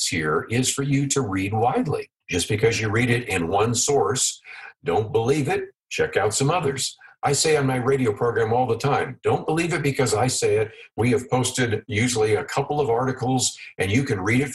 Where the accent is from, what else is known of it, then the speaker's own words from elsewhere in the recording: San Francisco Bay Area, California, United States; the congressional district that I grew up around in the San Francisco Bay Area in California